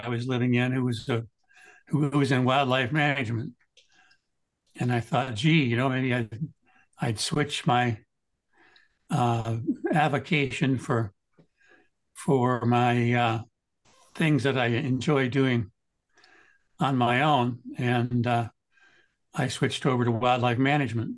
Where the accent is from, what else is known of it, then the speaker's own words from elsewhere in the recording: Hillsdale, Michigan, United States; now in Cleveland, United States; I grew up in South Central Michigan